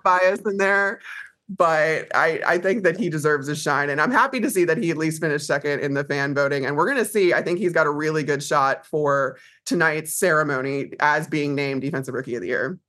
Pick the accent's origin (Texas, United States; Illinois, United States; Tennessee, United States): Illinois, United States; Chicago; I grew up in Chicago